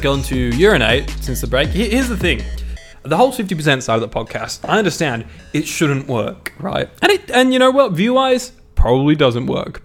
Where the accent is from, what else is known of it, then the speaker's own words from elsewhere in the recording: Australia; I'm Australian